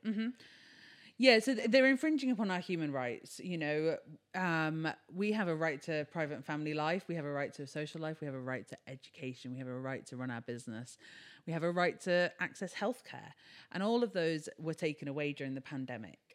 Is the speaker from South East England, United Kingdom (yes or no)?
yes; Brighton, South East England, United Kingdom; we started events in Brighton, which is my hometown